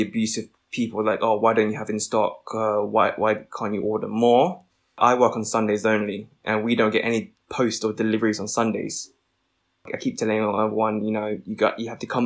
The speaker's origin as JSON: {"language": "English", "region": "London", "country": "United Kingdom", "tie": "born or raised there", "said": "I'm a British-born Vietnamese pharmacist"}